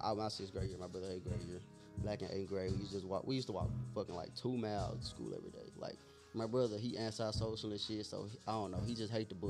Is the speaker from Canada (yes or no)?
no; Dallas, Texas, United States; born or raised there